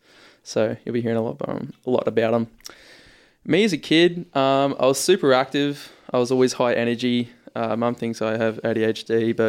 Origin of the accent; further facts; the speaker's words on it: Ipswich, East of England, United Kingdom; Born and raised in Ipswich, mate.